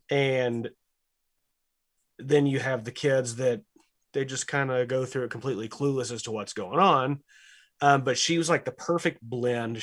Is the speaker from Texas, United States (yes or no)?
yes; Lubbock, Texas, United States; My house is twenty blocks that way.